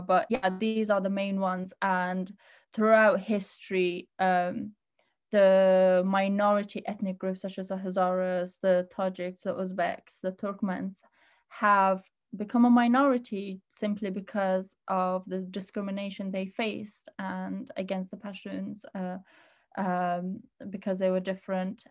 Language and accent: English; Birmingham, West Midlands, United Kingdom; also born or lived in Pakistan / Afghanistan; in Birmingham.